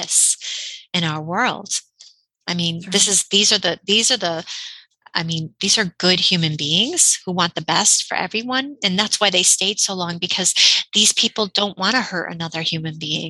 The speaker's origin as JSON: {"language": "English", "region": "Connecticut", "country": "United States", "said": "I'm from Connecticut"}